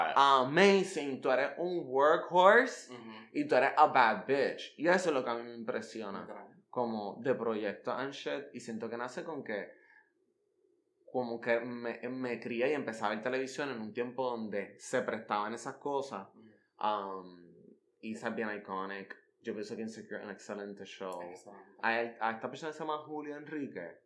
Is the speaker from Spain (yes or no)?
no; Puerto Rico; yo soy el Almodóvar puertorriqueño